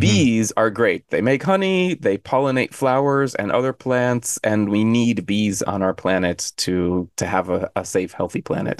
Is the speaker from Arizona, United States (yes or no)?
yes; Arizona, United States; now in Korea; I'm from Arizona, and Arizona is dry